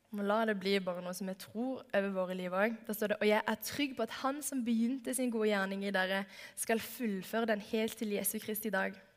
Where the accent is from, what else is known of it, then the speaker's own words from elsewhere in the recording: Stavanger, Rogaland, Norway; moved away; Jeg har hatt en sommerjobb i åtte år hjemme i Stavanger